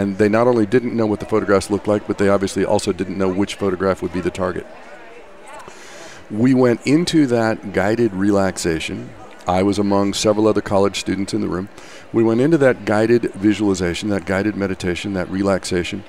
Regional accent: Kansas, United States; now in San Francisco Bay Area, United States; I actually grew up in Kansas

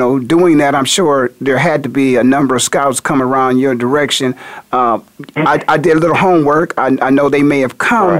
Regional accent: Canton, Ohio, United States; I grew up in Canton, Ohio

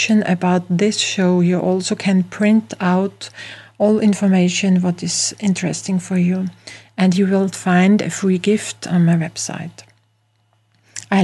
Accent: Austria; accent: Austrian; English is a second language; I'm from Europe, from Austria, as you can hear from my accent.

